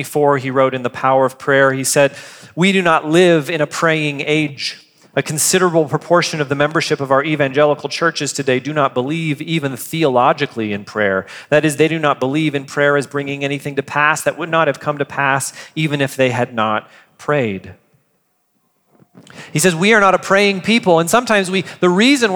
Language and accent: English; United States; as an American